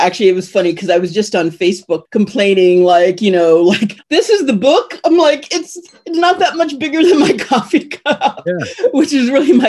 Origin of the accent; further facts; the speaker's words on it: Ohio, United States; I'm from Ohio, but I have a speech defect.